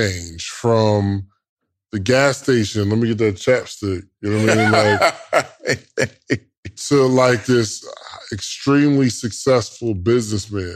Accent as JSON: {"language": "English", "area": "Willingboro", "region": "New Jersey", "country": "United States", "said": "I'm from Wilmboro, New Jersey"}